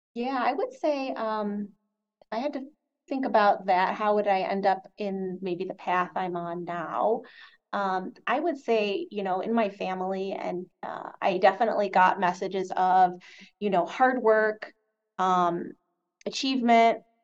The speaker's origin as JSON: {"language": "English", "region": "Michigan", "country": "United States", "also_born_or_lived": "Chicago", "moved": "yes", "said": "my home state of Michigan"}